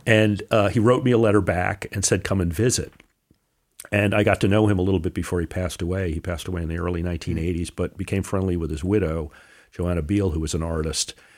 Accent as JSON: {"language": "English", "town": "Newark", "region": "New Jersey", "country": "United States", "tie": "born or raised there", "also_born_or_lived": "Connecticut", "moved": "yes", "said": "I was born in Newark"}